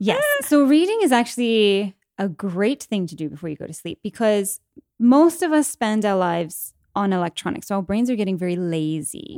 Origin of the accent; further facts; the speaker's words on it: England, United Kingdom; moved away; I'm English, born in England, grew up in England